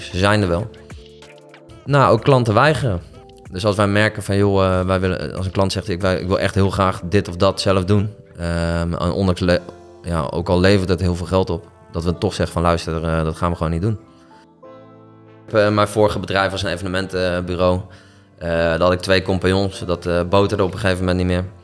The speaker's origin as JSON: {"language": "Dutch", "town": "Nieuwegein", "region": "Utrecht", "country": "Netherlands", "tie": "born there", "also_born_or_lived": "Delft", "said": "ik ben geboren in Nieuwegein. En volgens mij ben ik ehm, nog voor mijn tweede levensjaar verhuisd."}